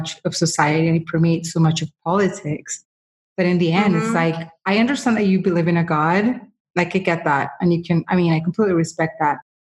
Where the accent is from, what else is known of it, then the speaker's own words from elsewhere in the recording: Colombia; I'm coming from Colombia